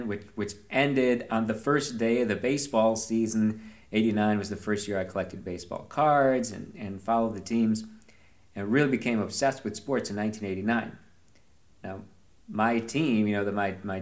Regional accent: Binghamton, New York, United States; moved away as an adult; now in Northern Virginia, United States; I went to college in my hometown

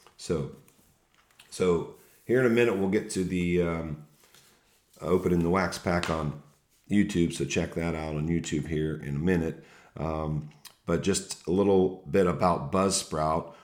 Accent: Ohio, United States; we're Buckeye fans from Ohio

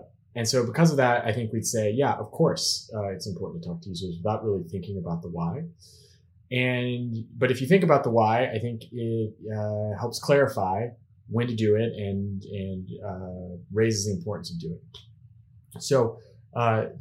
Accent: Pittsburgh, Pennsylvania, United States; now in Zurich, Switzerland; I'm living now in Zurich, Switzerland, but originally I'm from Pittsburgh, Pennsylvania.

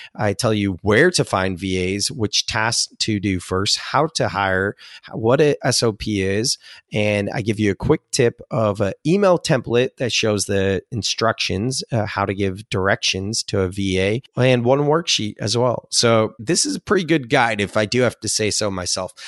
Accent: Silicon Valley, California, United States; I'm from Silicon Valley.

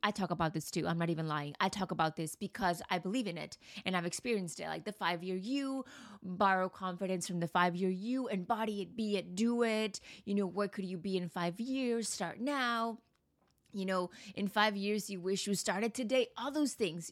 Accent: United States; also born or lived in Mexico; now in Manhattan, United States; I've been to the U S, obviously grew up there

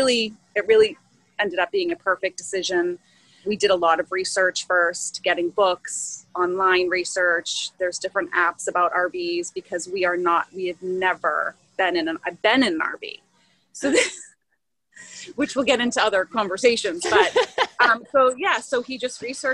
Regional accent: Massachusetts, United States; moved away as an adult; now in Maryland, United States; I am originally from Massachusetts, which is not known for homeschooling

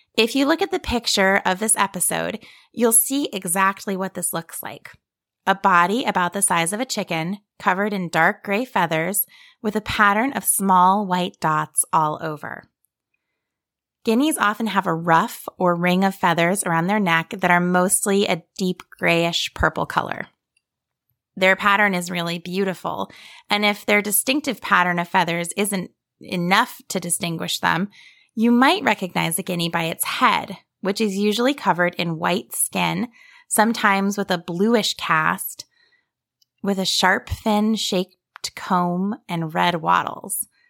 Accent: Ohio, United States; moved away as an adult; also born or lived in Australia / Blue Ridge Mountains, Virginia; now in Virginia, United States; where I grew up in the foothills of the Appalachian Mountains in Ohio, on my sheep farm

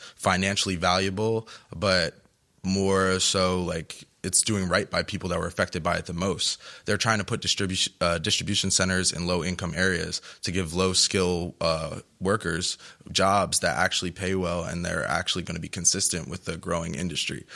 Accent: New Jersey, United States; moved away as an adult; now in Rhode Island, United States; now I'm from New Jersey

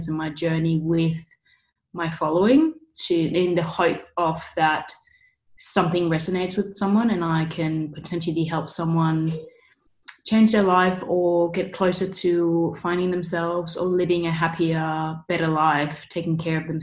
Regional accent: Denmark; moved away as an adult; now in Bondi Beach, Australia; I'm originally from Denmark. I moved down here when I was just 20 years old

